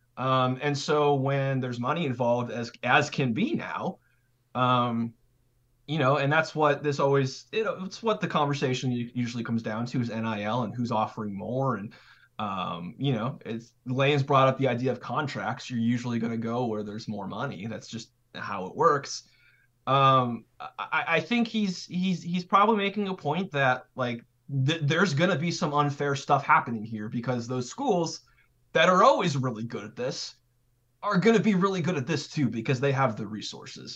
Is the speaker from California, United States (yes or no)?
yes; California, United States; moved away; also born or lived in Idaho / Wyoming / Boise; I'm from California, so, and, but I lived in, like, Mountain West territory, so, like, Idaho, Wyoming